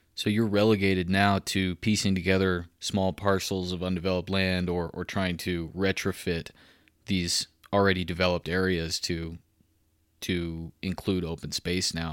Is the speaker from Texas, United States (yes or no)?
yes; Waco, Texas, United States; moved away as an adult; also born or lived in Tennessee; now in Colorado, United States; I'm a Waco guy myself. I grew up in Central Texas